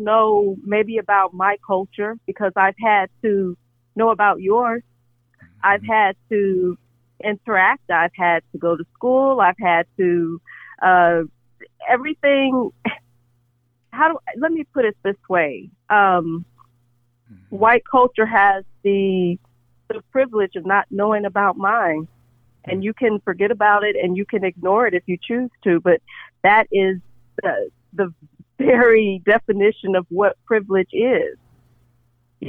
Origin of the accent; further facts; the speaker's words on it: Arkansas, United States; I was raised in Arkansas